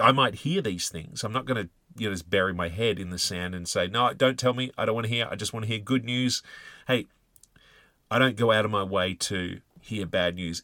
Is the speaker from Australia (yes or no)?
yes; Australia; us, uh, Aussie soldiers had this, uh, reputation